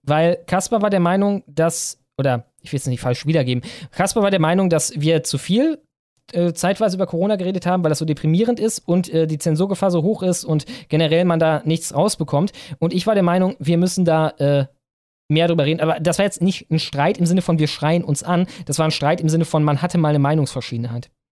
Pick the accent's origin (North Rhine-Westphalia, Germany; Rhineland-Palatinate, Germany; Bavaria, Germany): North Rhine-Westphalia, Germany; Cologne; ich komme aus Köln